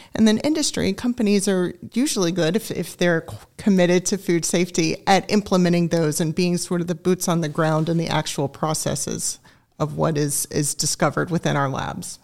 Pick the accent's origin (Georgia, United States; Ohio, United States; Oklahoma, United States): Georgia, United States; Augusta; also born or lived in Greenville, South Carolina; now in Griffin, United States; I grew up in Augusta, Georgia. I'm a native of the state